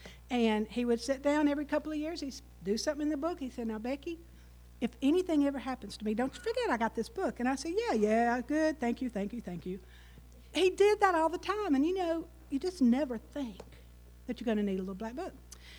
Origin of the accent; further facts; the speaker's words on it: Union, United States; But Rick and I grew up in Union, and we went to Tabernacle Baptist Church in Union.